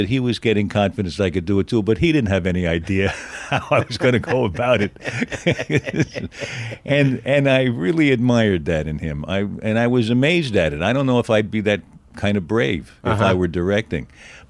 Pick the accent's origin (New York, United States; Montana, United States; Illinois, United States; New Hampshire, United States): New York, United States; Manhattan; born there; I was born in Manhattan on 33rd Street and 3rd Avenue.